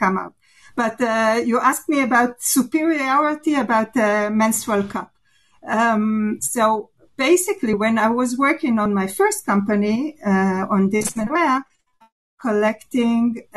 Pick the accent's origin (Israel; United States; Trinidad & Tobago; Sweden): Israel; I'm from Israel